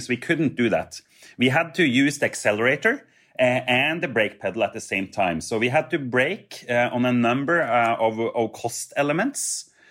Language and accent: English; Trondheim, Trøndelag, Norway; I grew up with Hurtigruten uh, in my hometown of Trondheim